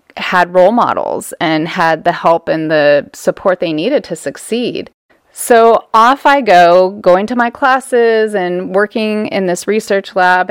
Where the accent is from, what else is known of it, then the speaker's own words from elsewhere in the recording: Southern California, United States; moved away; growing up in Southern California, we spent most of our weekends as a family down at the beach